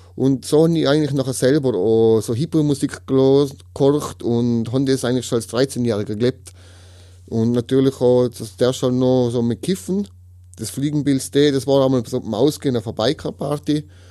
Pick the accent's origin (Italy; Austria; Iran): Austria; Tyrol; ich komme aus Tirol, 36 Jahre alt.